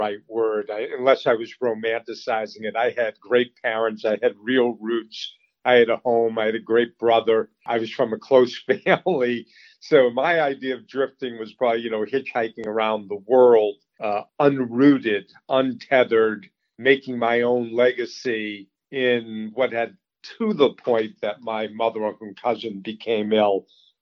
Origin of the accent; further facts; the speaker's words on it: Boston, Massachusetts, United States; also born or lived in Colorado; I grew up in the Boston area, a suburb, and went to school in Colorado.